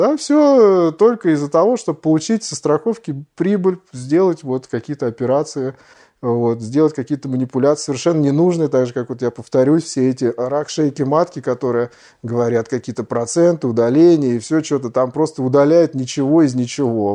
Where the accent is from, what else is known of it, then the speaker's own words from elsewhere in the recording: Russia; moved away; мы из России